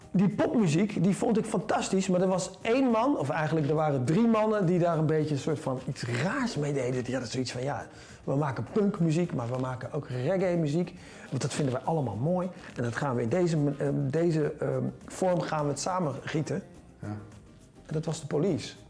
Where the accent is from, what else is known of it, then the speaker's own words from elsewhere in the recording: Deventer, Overijssel, Netherlands; moved away as an adult; now in Amsterdam, Netherlands; de Keizerslanden en de, eh, dat is de wijk waar ik geboren ben. Ja. Eh, opgegroeid eigenlijk onder de rook van de brug en het burgerweeshuis